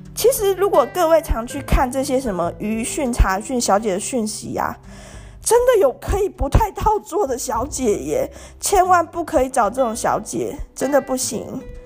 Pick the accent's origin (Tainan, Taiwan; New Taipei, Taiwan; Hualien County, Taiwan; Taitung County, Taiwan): Tainan, Taiwan; 我就是台南人啊， 那我也是在台南念大学的